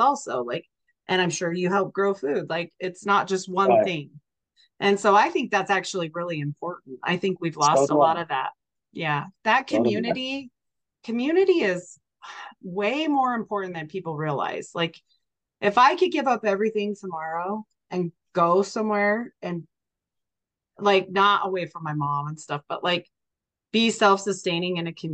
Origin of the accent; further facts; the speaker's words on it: Utah, United States; I'm from Utah